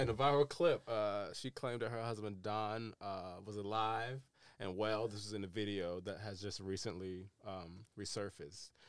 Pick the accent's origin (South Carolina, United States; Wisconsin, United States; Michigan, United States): South Carolina, United States; Darlington; I was born in, uh, Darlington, South Carolina